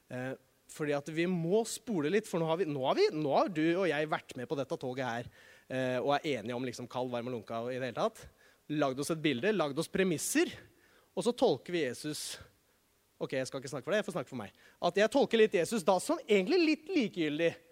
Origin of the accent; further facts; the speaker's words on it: Norway; som nordmann